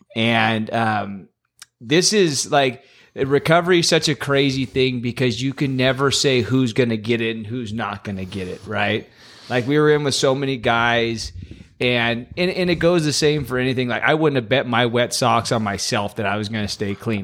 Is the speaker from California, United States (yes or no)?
yes; Los Banos, California, United States; born and raised in Los Banos my whole life